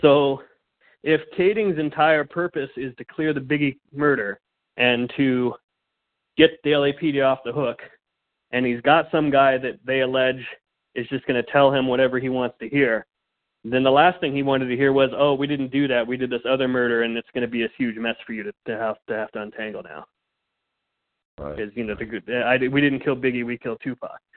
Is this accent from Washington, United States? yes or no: no; Fullerton, California, United States; also born or lived in rural Colorado / Phoenix, Arizona; now in Los Angeles, United States; I was born in Orange County, California. So I was born in Southern California out in the uh, the suburbs in uh, kind of the Fullerton Fullerton Brea area. And then uh, for a time, I lived in rural Colorado on a farm